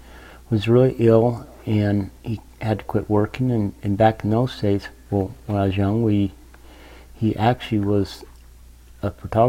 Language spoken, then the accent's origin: English; Salt Lake City, Utah, United States; I was born here in Salt Lake.